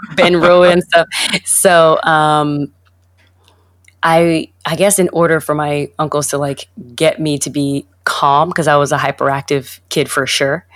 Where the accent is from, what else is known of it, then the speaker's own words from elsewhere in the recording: New York, United States; growing up in New York, I was, uh, when I went to, I went to middle school uh, in New York